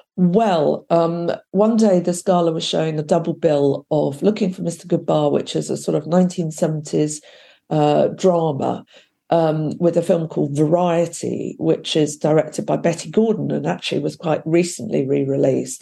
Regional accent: West Sussex, South East England, United Kingdom; I was up from my hometown in West Sussex

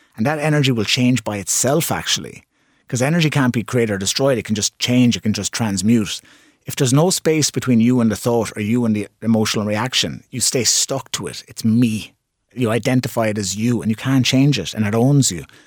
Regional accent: Limerick, Munster, Ireland; It's my hometown.

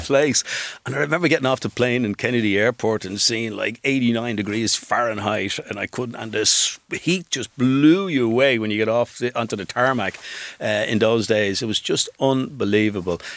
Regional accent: Dublin, Leinster, Ireland; I grew up together in Cooley Road in Drummond

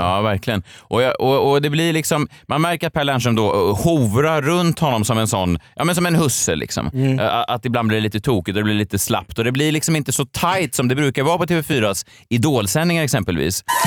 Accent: Stockholm, Stockholm County, Sweden; Jag är uppvuxen i Vasastan i Stockholm

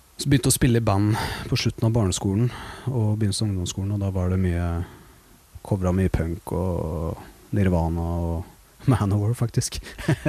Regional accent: Våler, Østfold, Norway; now in Oslo, Norway; jeg kommer fra Våler i Østfold

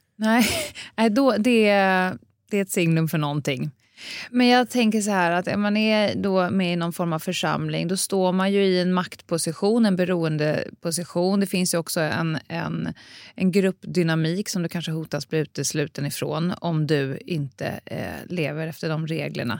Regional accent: Stockholm, Stockholm County, Sweden; jag är också uppväxt på Södermalm

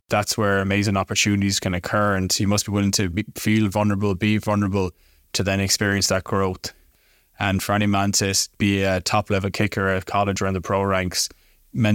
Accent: Galway, Connacht, Ireland; moved away as an adult; also born or lived in Poland; I'm from Galway City in the west of Ireland

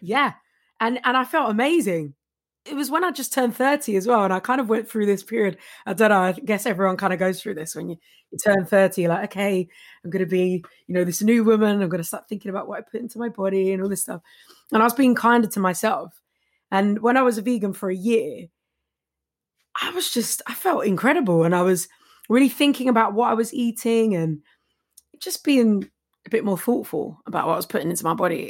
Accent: London, United Kingdom; I'm from Walthamstow, East Seventeen.

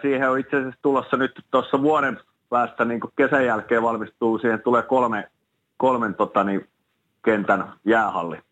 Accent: Espoo, Uusimaa, Finland; moved away as an adult; also born or lived in Turku / Dallas; mä pidän kuitenkin ylpeä, ylpeänä sitä, että mä oon Espoossa kasvanut

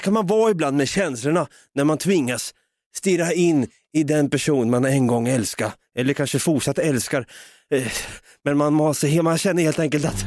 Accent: Sweden; vi är så jävla svenska

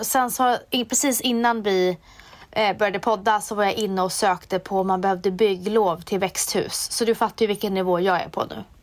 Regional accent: Umeå, Västerbotten County, Sweden; i Umeå säger vi landet

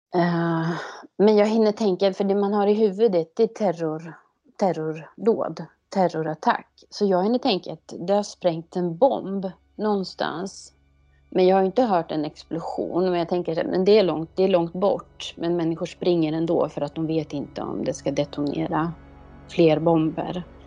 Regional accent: Sweden; här hemma i Sverige

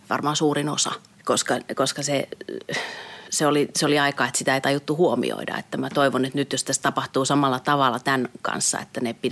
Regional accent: Lappeenranta, South Karelia, Finland; born there; mä oon kuitenkin syntynyt Lappeenrannassa, mutta mun vanhemmat on tosiaan muuttanut sinne just ennen kuin mä synnyin.

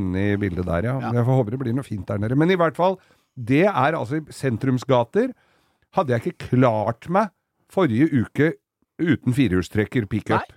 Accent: Oslo, Norway; der jeg kom fra, i Oslo øst

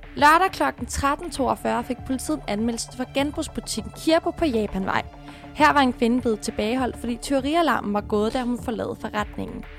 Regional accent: Sorø, Zealand, Denmark; Jeg kommer fra Sorø

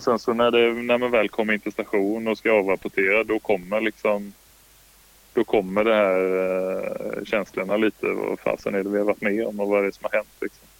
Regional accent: Kalmar County, Sweden; moved away; also born or lived in Stockholm; jag är från Öland

